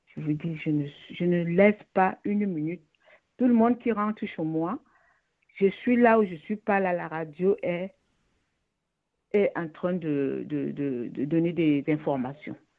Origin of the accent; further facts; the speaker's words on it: Cameroon; Je suis une Camerounaise